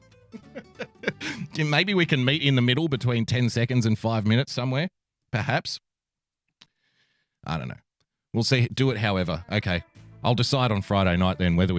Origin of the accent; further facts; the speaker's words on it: Australia; I am an Australian from the great land down under